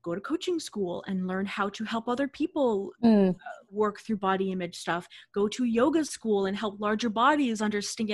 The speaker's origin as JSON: {"language": "English", "town": "Boston", "region": "Massachusetts", "country": "United States", "said": "I'm from the Boston area"}